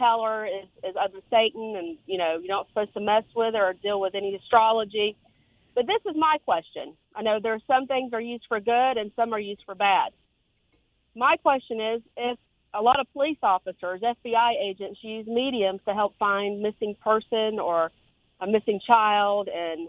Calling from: Jacksonville, Florida, United States; Hi. Jacksonville.

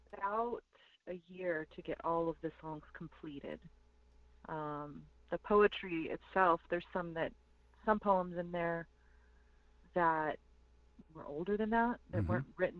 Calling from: Taos, New Mexico, United States; I'm calling in from Taos, New Mexico today, and I am of the Nde Apache Nation and the Mexica Nation, and I'm also Scottish and Irish.

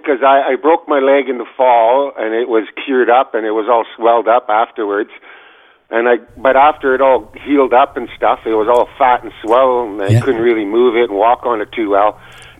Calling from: British Columbia, Canada; I'm calling from British Columbia.

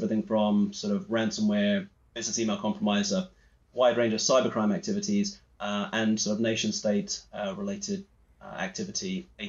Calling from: Edinburgh, Scotland, United Kingdom; I'm coming in from Edinburgh, Scotland.

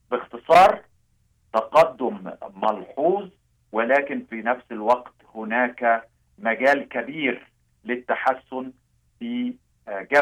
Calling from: Amman, Amman Governorate, Jordan; أنا أتحدث إليكم من عمان الأردن

